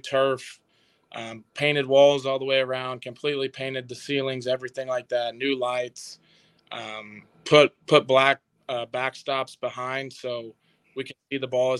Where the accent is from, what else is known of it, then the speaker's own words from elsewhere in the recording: Lincoln, Missouri, United States; I came from Lincoln, Missouri